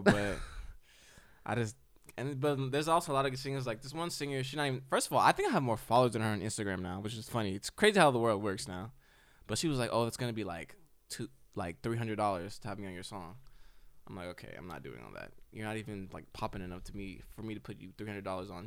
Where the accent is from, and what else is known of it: United States